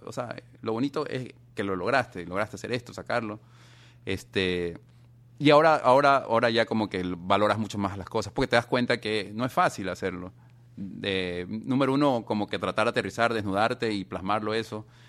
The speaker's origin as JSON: {"language": "Spanish", "country": "Ecuador", "said": "somos de Ecuador"}